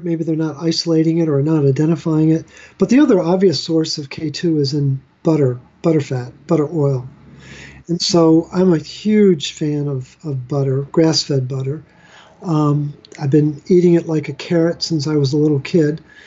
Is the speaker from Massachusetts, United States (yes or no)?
no; Baltimore, Maryland, United States; I'm from Baltimore, which is where Hopkins is located